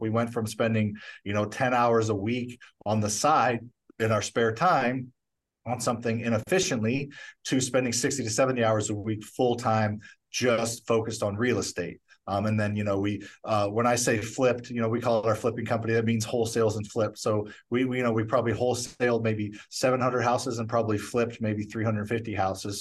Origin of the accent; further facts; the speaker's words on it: St. Louis, Missouri, United States; I grew up in Missouri